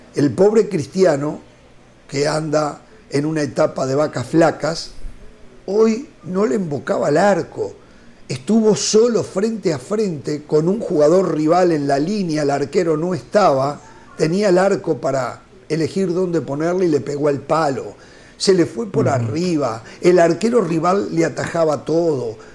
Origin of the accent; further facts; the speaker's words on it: Uruguay; yo como uruguayo